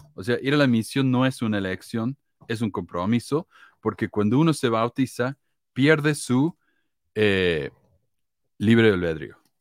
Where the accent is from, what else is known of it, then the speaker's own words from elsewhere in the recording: Argentina; also born or lived in Chile; era argentino